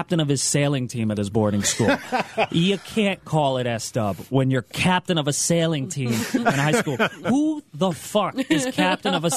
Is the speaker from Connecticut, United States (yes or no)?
yes; South Windsor, Connecticut, United States; I grew up in Connecticut, whitest place, in a town called South Windsor.